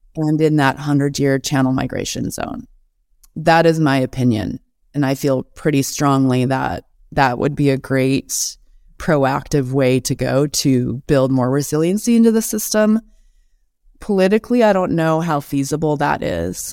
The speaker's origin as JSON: {"language": "English", "town": "Missoula", "region": "Montana", "country": "United States", "tie": "born or raised there", "also_born_or_lived": "Helena, Montana", "said": "I grew up in Missoula. I was born in Helena and moved to Missoula when I was in kindergarten, so grew up on the west side of town there"}